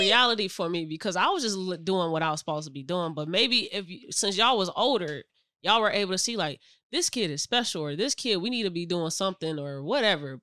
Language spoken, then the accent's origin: English; Michigan City, Indiana, United States; that's where we grew up at in Michigan City.